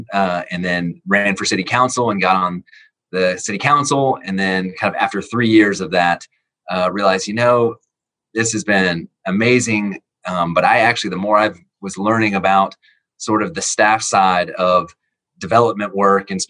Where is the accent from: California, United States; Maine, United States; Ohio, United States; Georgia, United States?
Georgia, United States; Lilburn; also born or lived in Lawrenceville; I grew up in Lilburn, so I went to elementary, middle, and high school all on Cole Road